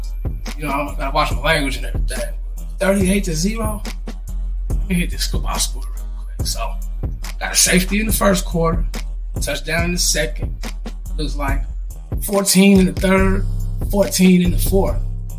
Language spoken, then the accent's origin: English; El Paso, Texas, United States; I was born in El Paso, pretty close to there, you know.